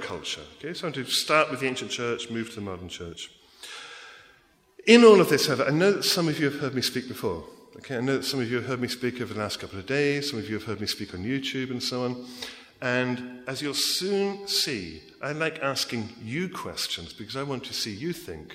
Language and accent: English; England, United Kingdom; accent: English; moved away as an adult; also born or lived in America; now in United States; I grew up in England